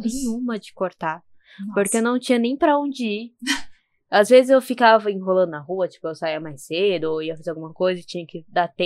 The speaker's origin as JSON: {"language": "Portuguese", "region": "São Paulo", "country": "Brazil", "tie": "born or raised there", "accent": "Zona Leste", "said": "é que nasce na capital de São Paulo. Então a gente é ah, é paulista paulistano."}